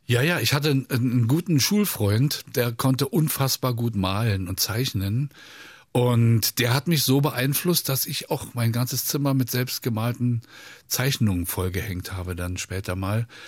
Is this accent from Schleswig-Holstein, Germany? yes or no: no; Berlin, Germany; ich habe es als Berliner Junge